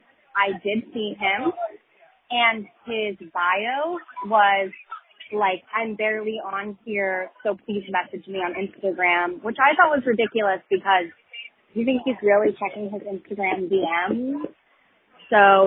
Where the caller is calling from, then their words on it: London, United Kingdom; I'm calling from London.